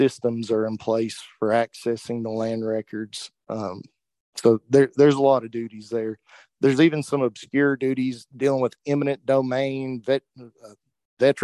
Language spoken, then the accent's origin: English; Norton, Virginia, United States; I was born and raised in Norton, Virginia